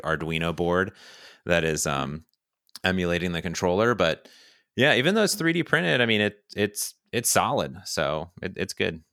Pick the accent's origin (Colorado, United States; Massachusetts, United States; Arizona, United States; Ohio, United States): Ohio, United States; moved away; I grew up in Ohio, next to Cedar Point, America's Roller